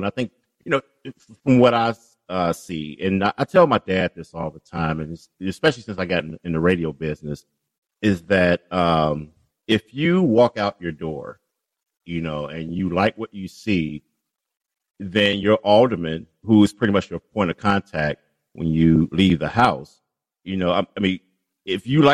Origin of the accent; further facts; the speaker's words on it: Chicago, Illinois, United States; I grew up in Englewood, a little bit off of 70th and Winchester